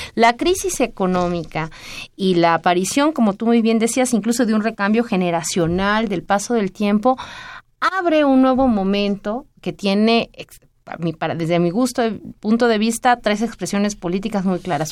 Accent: Mexico

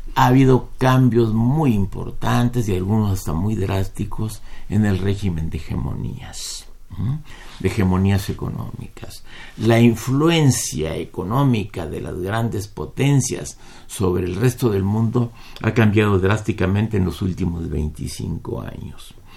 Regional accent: Mexico

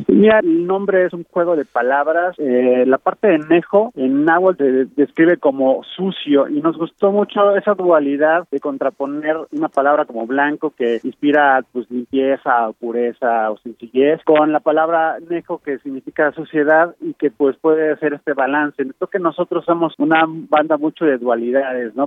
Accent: Mexico; vivimos nosotros como jóvenes mexicanos

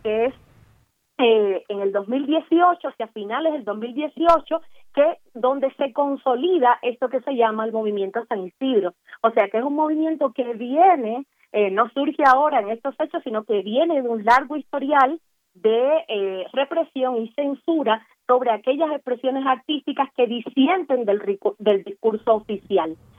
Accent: Cuba; como ciudadana cubana

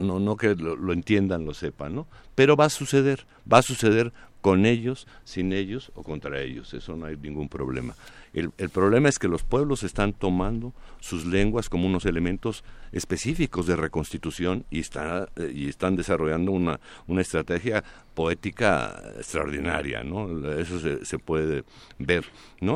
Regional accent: Mexico; ¿Qué somos los demás mexicanos?

